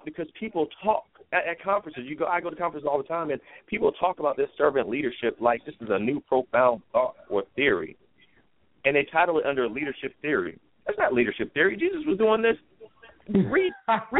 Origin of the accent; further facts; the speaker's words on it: United States; as an American, I love my country.